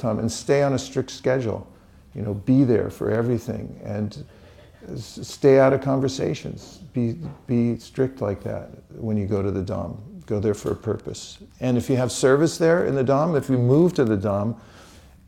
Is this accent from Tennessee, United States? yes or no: no; California, United States; I'm from California